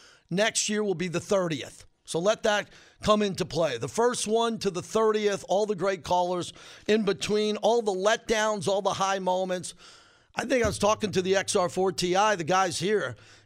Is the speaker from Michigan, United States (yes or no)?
no; New York, United States; I'm from New York. I'm a Yankee fan.